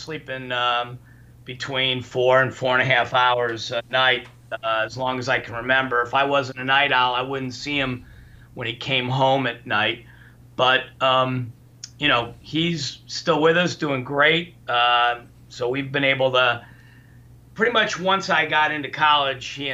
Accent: Highland Park, Illinois, United States; also born or lived in Indianapolis; we grew up in Ravinia back then, I mean, I was, you know, born in 55

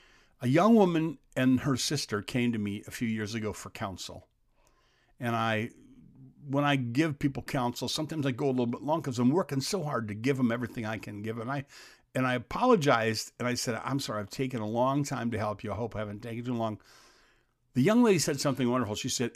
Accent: Xenia, Ohio, United States; born there; When I was born in Xenia, Ohio, my dad wasn't allowed to attend the birth.

